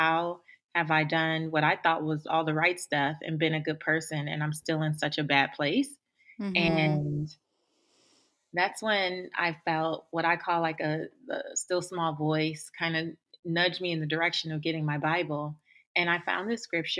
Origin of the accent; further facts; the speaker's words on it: Los Angeles, California, United States; moved away; I grew up in South Central Los Angeles, and I didn't grow up in the best area